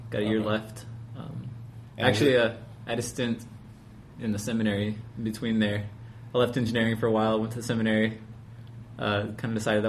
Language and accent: English; Longview, Texas, United States; also born or lived in Albuquerque, New Mexico / Austin, Texas; Well, no, I moved to Texas, Longview, Texas, when I was 10. So I actually grew up there. You know, I think I was more marked by the small town Texas life than New Mexico life.